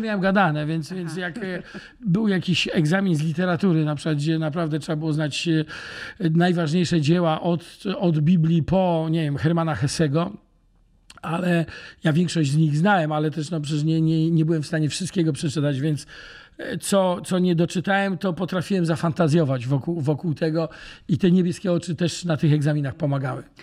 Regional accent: Gdańsk, Pomeranian Voivodeship, Poland; moved away as an adult; now in Łódź, Poland; cały czas kocham Gdańsk i Gdańsk jest e, moim matecznikiem, bo to w końcu jest moje rodzinne miasto

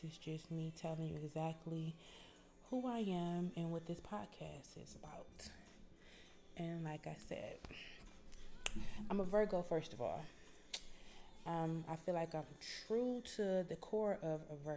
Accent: Detroit, Michigan, United States; now in Atlanta, United States; I am from Detroit, Michigan

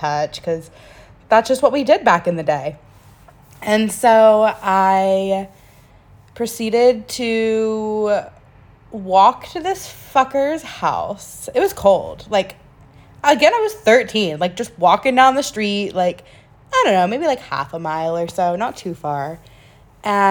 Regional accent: North Carolina, United States; I'm originally from a small little town in North Carolina

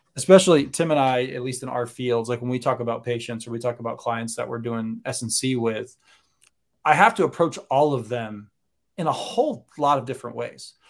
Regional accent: Maine, United States; moved away as an adult; also born or lived in Connecticut; now in Florida, United States; I grew up in Maine, college in Connecticut, came down here for grad school, home for a couple years, realized that Florida is the most wonderful place in the world

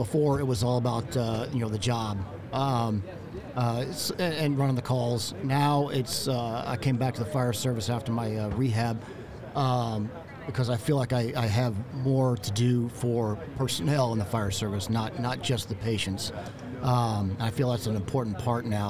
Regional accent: North Port, Florida, United States; I'm from Northport, Florida, Southwest Florida. It's about 45 minutes north of Fort Myers.

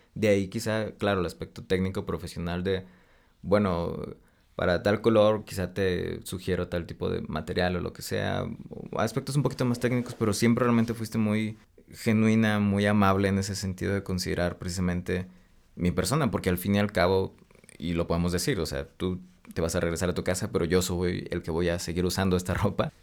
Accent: Monterrey, Nuevo León, Mexico; moved away as an adult; now in Mexico City, Mexico; soy regio

